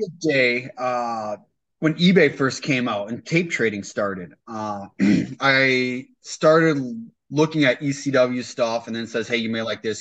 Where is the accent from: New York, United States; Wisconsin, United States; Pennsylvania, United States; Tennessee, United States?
Wisconsin, United States; East Troy; I went to East Troy